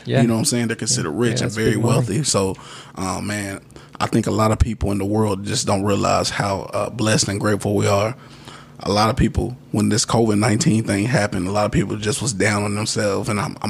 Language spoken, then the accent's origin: English; Radcliff, Kentucky, United States; not only just in Bowling Green, my hometown where I was raised at in Radcliffe, I've been thinking about getting involved and giving more.